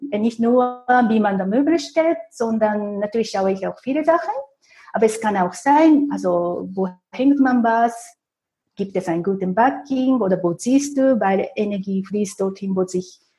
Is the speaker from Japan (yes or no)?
yes; Japan; German is a second language; moved away as an adult; now in Zurich, Switzerland; aber ich habe Glück gehabt als Japanerin, weil es damals in Zürich sehr viele japanische Banken gab.